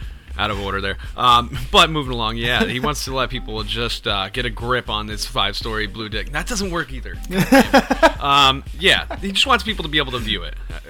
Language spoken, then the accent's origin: English; United States; I guess we're American.